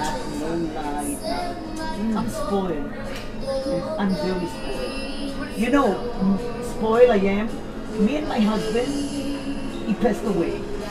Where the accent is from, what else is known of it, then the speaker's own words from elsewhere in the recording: Israel; moved away as an adult; also born or lived in Yugoslavia; now in United States; I'm from Israel, born in Yugoslavia.